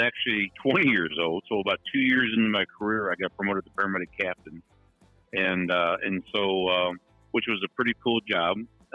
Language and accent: English; St. Louis, Missouri, United States; I grew up in South St. Louis